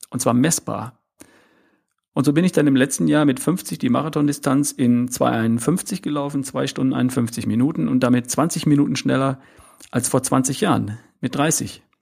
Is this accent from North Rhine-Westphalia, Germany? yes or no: yes; North Rhine-Westphalia, Germany; keinen schwäbischen Akzent habe, dann liegt das daran, dass ich aus Ostwestfalen komme. Also ich bin geboren irgendwo in der Nähe zwischen Hannover und Bielefeld am Wiengebirge, um genau zu sein.